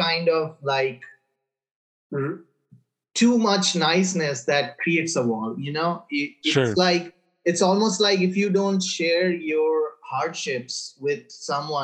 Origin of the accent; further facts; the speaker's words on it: India; moved away as an adult; now in Auburn, United States; the longest I have lived anywhere outside of my hometown, Colby